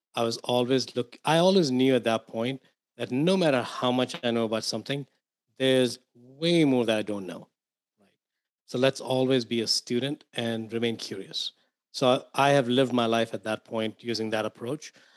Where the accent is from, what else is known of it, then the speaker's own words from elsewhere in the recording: India; moved away as an adult; I grew up in India. Um, so I came here into this to this country about 22 years ago.